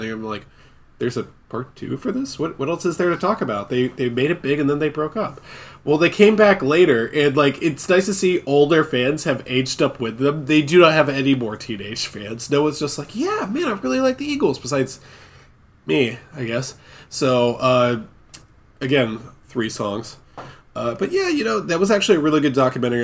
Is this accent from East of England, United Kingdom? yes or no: no; Scotland, United Kingdom; I'm Scottish